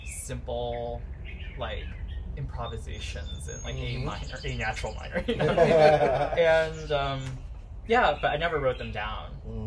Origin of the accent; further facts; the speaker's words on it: Marietta, Georgia, United States; also born or lived in California; So I grew up here in Marietta, like right around, like 15 minutes from where we currently are right now.